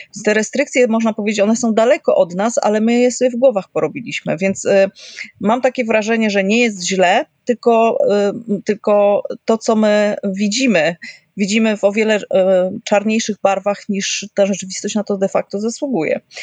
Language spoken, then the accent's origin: Polish; Kraków, Lesser Poland, Poland; No ja jestem z Krakowa